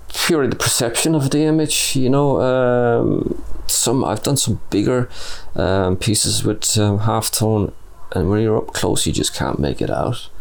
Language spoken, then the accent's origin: English; Clare, Munster, Ireland; moved away as an adult; also born or lived in Limerick; now in Cork, Ireland; I'm originally from Clare. I moved down to Cork City in 2005 after graduating as a mature student from Limerick Art College.